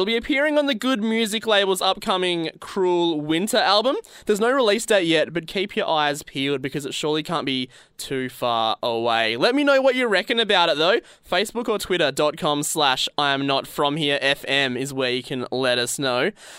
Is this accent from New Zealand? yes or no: no; Western Australia, Australia; moved away as an adult; now in Melbourne, Australia; I'm not from here. I'm from Western Australia, but I've moved over here now